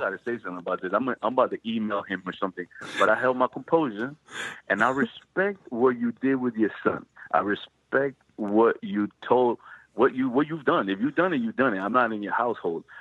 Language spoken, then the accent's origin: English; New Jersey, United States; growing up in Jersey.